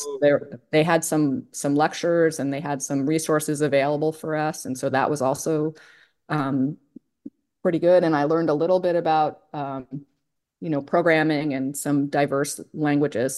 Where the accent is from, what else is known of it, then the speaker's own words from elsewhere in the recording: State College, Pennsylvania, United States; moved away; I grew up in State College where Penn State is.